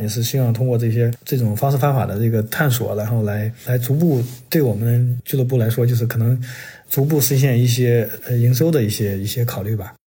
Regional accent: China; now in United States; 我们作为中国人，然后在这边

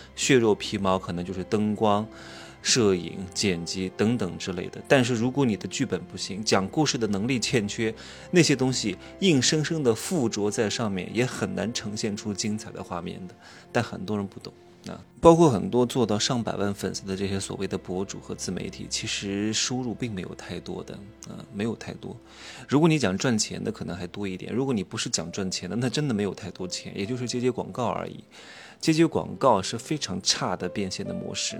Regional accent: Wuhu, Anhui, China; now in Chengdu, China; 明天就回成都了，我老家是芜湖的

